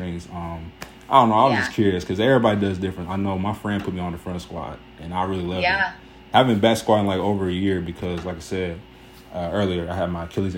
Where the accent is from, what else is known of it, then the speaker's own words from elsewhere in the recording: Cincinnati, Ohio, United States; also born or lived in Kent, Ohio; I'm from Cincinnati